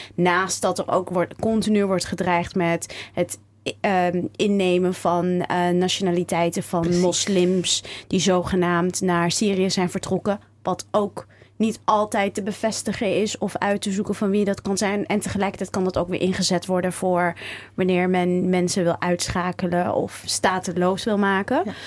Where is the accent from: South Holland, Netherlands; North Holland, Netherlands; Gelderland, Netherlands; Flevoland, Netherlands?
Gelderland, Netherlands; Zutphen; also born or lived in Cairo, Egypt; now in Amsterdam, Netherlands; Ik ben geboren in Cairo getogen in Warnsveld in Zutphen.